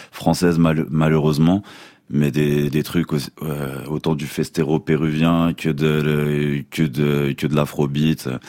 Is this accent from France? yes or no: yes; Auvergne-Rhône-Alpes, France; born there; moi je suis né en Savoie, c'est vrai